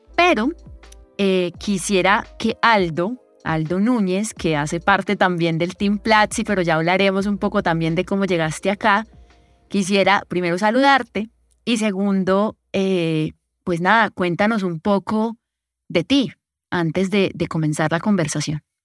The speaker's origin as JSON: {"language": "Spanish", "country": "Colombia", "said": "Yo soy de aquí, de Colombia"}